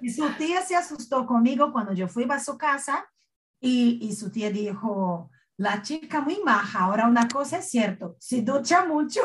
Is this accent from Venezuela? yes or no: no; Northeast Region, Brazil; accent: nordestino; first language Portuguese; Spanish is a second language; moved away as an adult; now in Spain; yo soy de una región llamada nordeste de Brasil y tenemos un acento, una forma de hablar